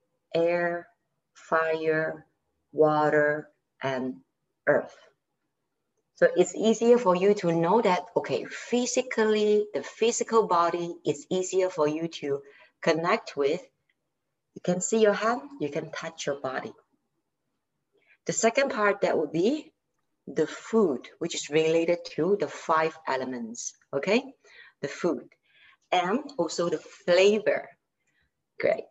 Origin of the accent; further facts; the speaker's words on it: Malaysia; I'm from Malaysia and I'm a yoga instructor